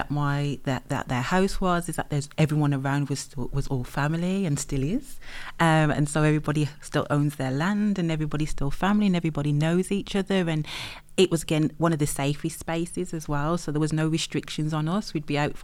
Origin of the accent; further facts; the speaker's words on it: West Bromwich, West Midlands, United Kingdom; accent: Brummie; Sandwell girl. So I'm from West Bromwich